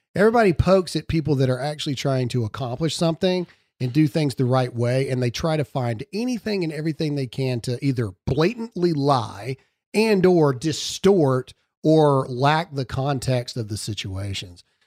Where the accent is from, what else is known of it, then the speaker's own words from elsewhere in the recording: Mississippi, United States; my hometown in Mississippi